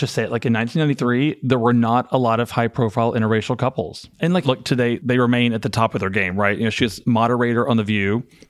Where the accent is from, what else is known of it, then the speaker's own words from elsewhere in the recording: Arkansas, United States; I am from Arkansas.